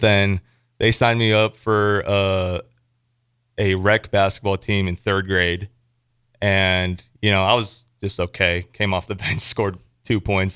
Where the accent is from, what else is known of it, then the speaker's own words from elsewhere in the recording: Elkhorn, Nebraska, United States; I'm from Elkhorn, Nebraska, um, for people who don't know, it's a suburb of Omaha